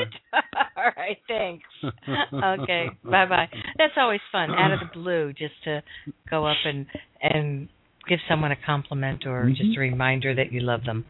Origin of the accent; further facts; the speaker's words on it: Florida, United States; I'm from Florida